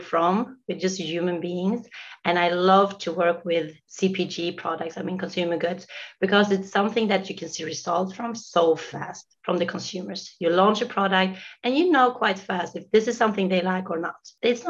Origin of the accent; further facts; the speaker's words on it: Sweden; moved away as an adult; now in United States; Myself, I'm from Sweden, originally from Sweden